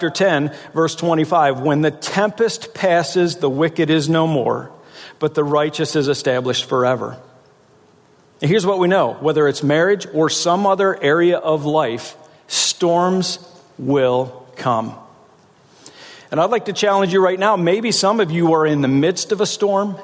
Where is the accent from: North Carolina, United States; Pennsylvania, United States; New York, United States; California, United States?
Pennsylvania, United States; South Central; I'm from South Central Pennsylvania